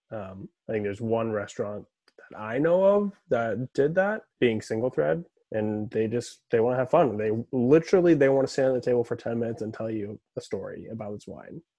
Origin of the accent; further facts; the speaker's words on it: Florida, United States; also born or lived in Cape Cod, Massachusetts / North Carolina / England; I grew up in Cape Cod, or yeah. I, born on Cape Cod, Massachusetts. Grew up in Florida. Went to school in North Carolina. Moved to England, and then moved to California.